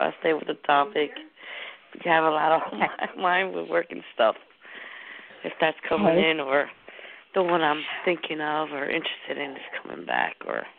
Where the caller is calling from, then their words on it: New Jersey, United States; I'm calling from New Jersey.